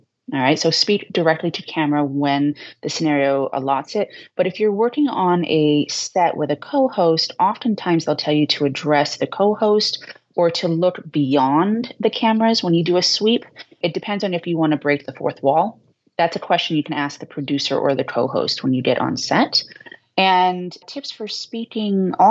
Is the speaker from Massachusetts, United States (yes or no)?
yes; Boston, Massachusetts, United States; accent: Boston; I'm from Boston. We speak very quickly and I have a little bit of an accent